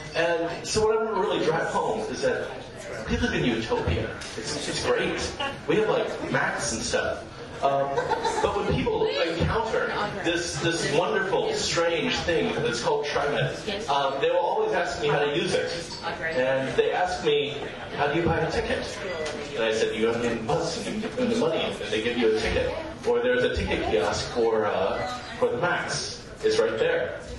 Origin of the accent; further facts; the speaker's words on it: Topeka, Kansas, United States; Because I'm from Topeka. And I've never seen this before.